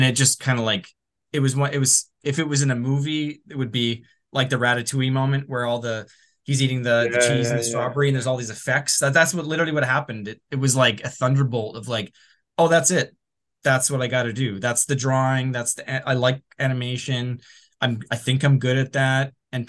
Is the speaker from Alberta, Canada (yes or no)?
yes; Edmonton, Alberta, Canada; moved away as an adult; now in Vancouver, Canada; I moved right after high school. I came from Edmonton to Vancouver right after high school.